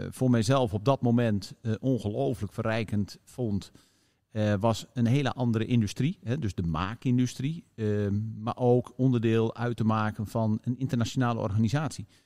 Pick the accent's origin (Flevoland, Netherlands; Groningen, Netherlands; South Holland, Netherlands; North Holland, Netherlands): Groningen, Netherlands; Leek; van het kantoor in Leek.